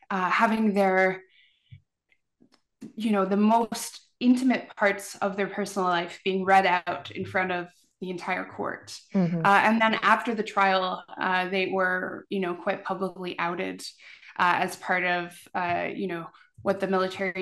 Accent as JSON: {"language": "English", "region": "Newfoundland and Labrador", "country": "Canada", "said": "Growing up, we had a great uncle who died in the war. And so, you know, I'm a Newfoundlander"}